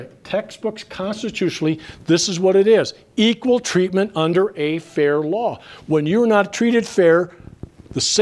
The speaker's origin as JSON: {"language": "English", "region": "Minnesota", "country": "United States", "said": "I come from Minnesota"}